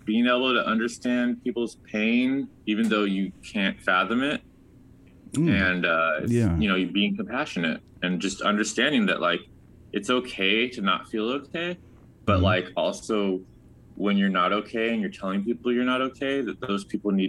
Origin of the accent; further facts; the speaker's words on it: Redondo Beach, California, United States; born there; now in Ventura, United States; Not born and raised. I was actually born in Redondo B